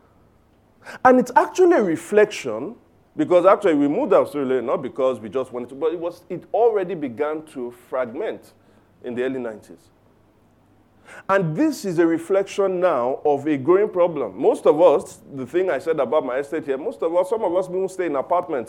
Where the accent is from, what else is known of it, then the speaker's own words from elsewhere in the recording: Lagos, Nigeria; I grew up in Surulere. In fact, in a place called Aguda. Surulere. All right, so Aguda Surulere, fantastic upbringing